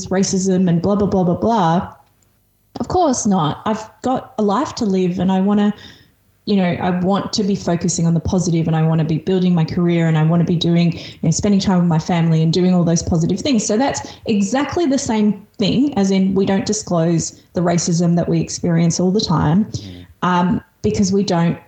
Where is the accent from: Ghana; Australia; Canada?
Australia; English is a second language; here in Australia. I'm an immigrant. I moved here when I was 5. I didn't speak English when I moved here.